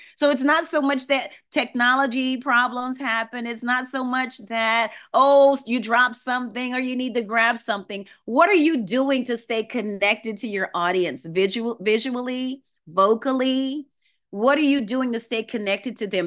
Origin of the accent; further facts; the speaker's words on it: New Orleans, Louisiana, United States; I grew up in New Orleans, Louisiana